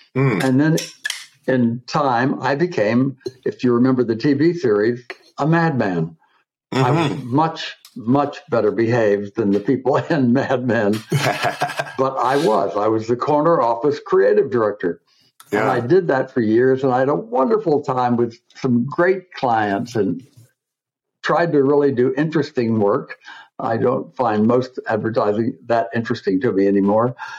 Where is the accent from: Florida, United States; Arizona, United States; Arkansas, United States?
Florida, United States; Coral Gables; moved away as an adult; also born or lived in Michigan / Buenos Aires, Argentina; now in New York, United States; I was born and raised in Coral Gables, Florida.